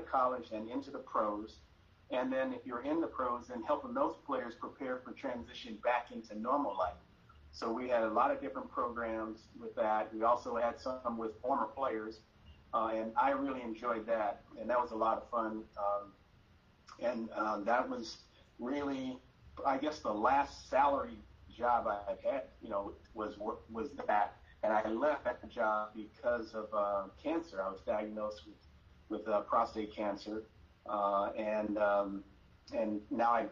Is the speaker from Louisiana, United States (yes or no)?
no; Los Angeles, California, United States; I grew up in Hollywood